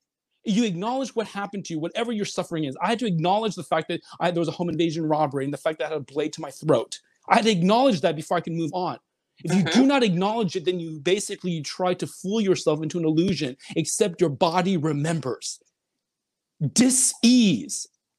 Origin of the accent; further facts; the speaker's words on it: China; also born or lived in Seoul, South Korea; now in United States; if I never came to the United States, I was born in Seoul, I'm Chinese, but if I always stayed in China, where would I be?